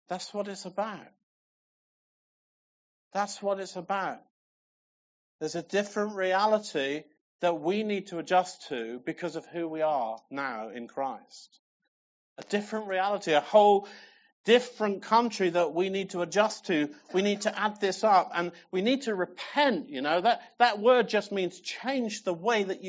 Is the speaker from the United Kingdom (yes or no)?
yes; England, United Kingdom; I'm English